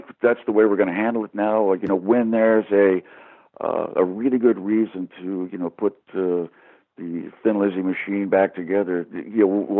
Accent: United States; now in England, United Kingdom; being American, living in England

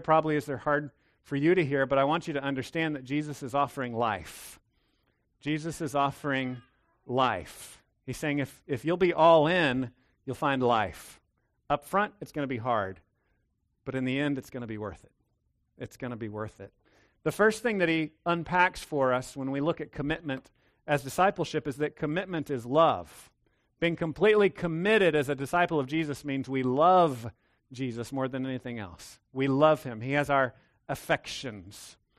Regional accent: Texas, United States; I'm a Texan

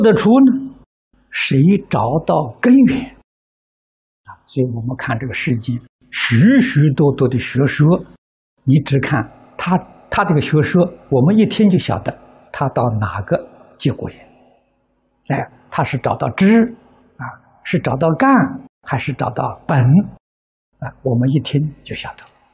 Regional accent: China; 我们中国人

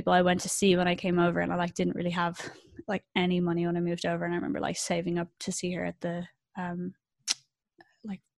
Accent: Ireland; now in London, United Kingdom; as an Irish person

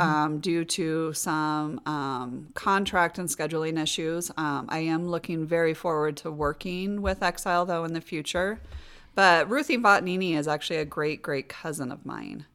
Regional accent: Des Moines, Iowa, United States; born and raised in Des Moines.

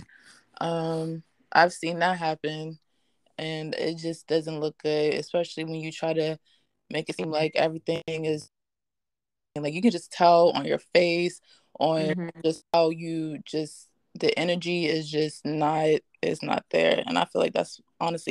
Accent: Los Angeles, California, United States; I was born and raised

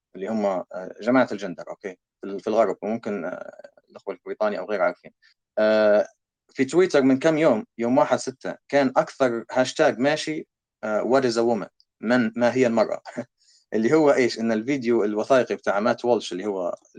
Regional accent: Libya; now in Canada; عندنا في ليبيا

